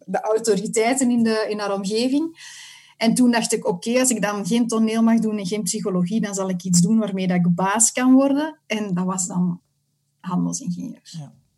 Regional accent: Antwerp, Flanders, Belgium; now in Mechelen area, Belgium; Ik woon in het Mechelse en ik kom oorspronkelijk van Antwerpen.

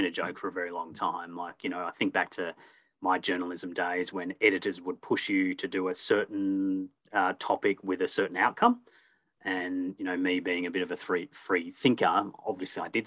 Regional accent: Perth, Western Australia, Australia; born there; also born or lived in Warragul / Echuca / Melbourne; I was born in Perth, lived in Warragul, moved to Echuca, a number of suburbs in Melbourne.

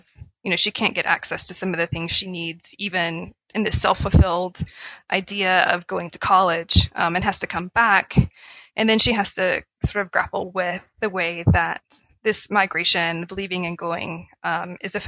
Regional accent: Appalachia, United States; as an Appalachian

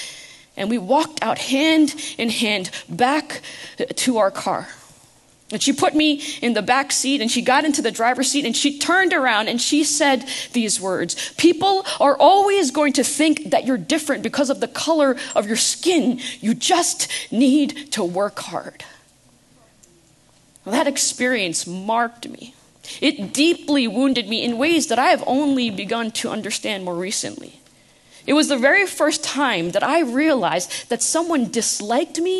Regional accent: United States; I was born in the United States

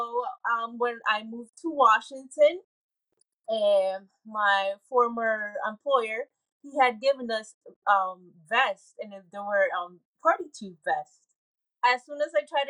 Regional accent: Puerto Rico; moved away; I was growing up in Puerto Rico

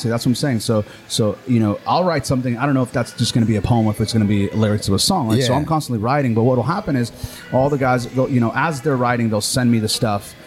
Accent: Honduras; moved away; growing up in Honduras

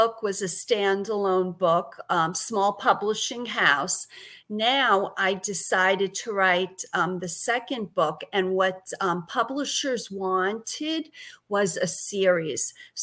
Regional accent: New York City, New York, United States; accent: Brooklyn; also born or lived in Massachusetts / Connecticut; now in Florida, United States; I grew up in Brooklyn, New York

